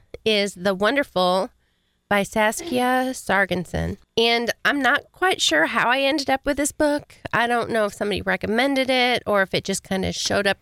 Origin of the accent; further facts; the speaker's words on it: New York, United States; I'm from New York, so I'm going to need